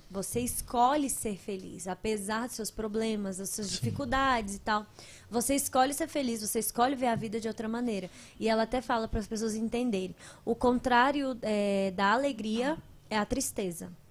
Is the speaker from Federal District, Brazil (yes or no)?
yes; Guará, Federal District, Brazil; sou do Guará.